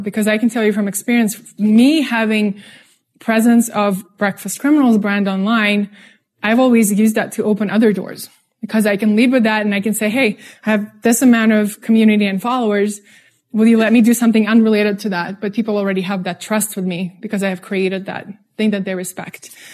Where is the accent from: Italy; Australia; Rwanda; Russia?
Russia; English is a second language; moved away; also born or lived in San Francisco / New York; I'm from Russia, if you're noticing the accent.